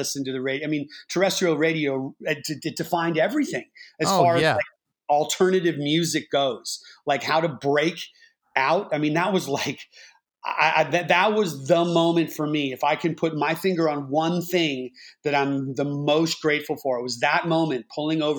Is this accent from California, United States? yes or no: yes; Bay Area, California, United States; I grew up in the Bay Area